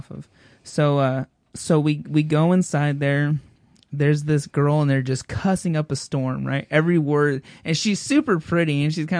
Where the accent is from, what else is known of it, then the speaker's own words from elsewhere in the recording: Bend, Oregon, United States; moved away; I pull into my hometown